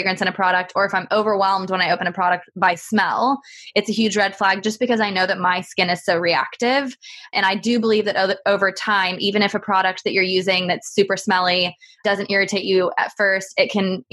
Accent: Texas, United States; now in United Kingdom; I'm from Texas

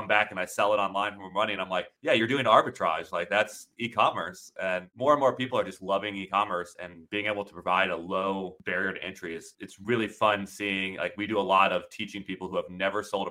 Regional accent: Florida, United States; moved away as an adult; now in Amsterdam, Netherlands; I'm growing up in Florida

